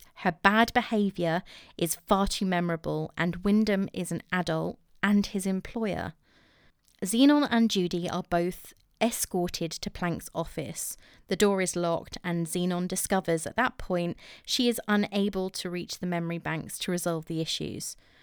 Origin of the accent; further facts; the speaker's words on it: England, United Kingdom; I'm English